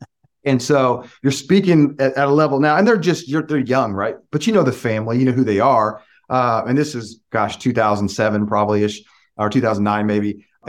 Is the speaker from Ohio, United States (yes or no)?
no; Lafayette, Indiana, United States; back in the late 80s and 90s, when I was in Lafayette, I graduated from McCutcheon High School